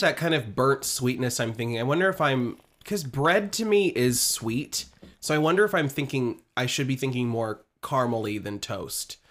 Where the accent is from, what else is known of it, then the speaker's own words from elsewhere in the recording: Midwest, United States; I'm from the Midwest